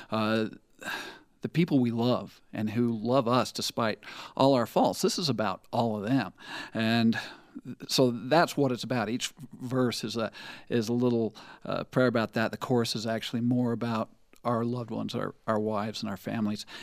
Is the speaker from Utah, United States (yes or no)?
yes; Eastland, Utah, United States; I am from Eastland, Utah, which is a suburb of Monticello, Utah.